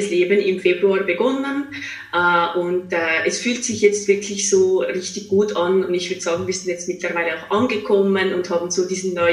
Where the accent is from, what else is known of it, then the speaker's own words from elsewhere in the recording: Switzerland; now in Zurich, Switzerland; Ich bin ursprünglich aus der Schweiz. Ich bin mhm. in einem kleinen Seelendorf, 600 Seelendorf in der Schweiz aufgewachsen, habe die letzten zehn Jahre aber in Zürich verbracht